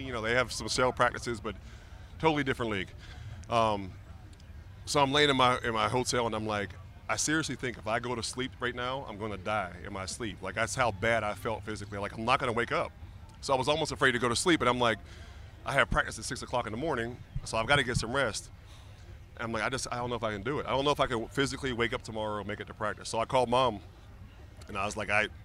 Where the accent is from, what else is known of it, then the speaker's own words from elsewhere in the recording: Pittsburgh, Pennsylvania, United States; moved away as an adult; I grew up in Pittsburgh as a big Steeler fan